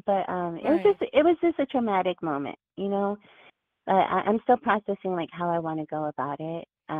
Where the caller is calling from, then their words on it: Washington, District of Columbia, United States; Hi, this is … from D.C.